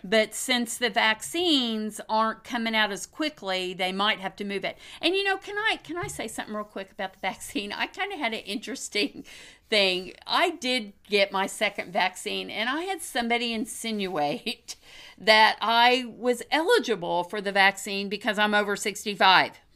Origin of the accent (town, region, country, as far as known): Oklahoma, United States; born or raised there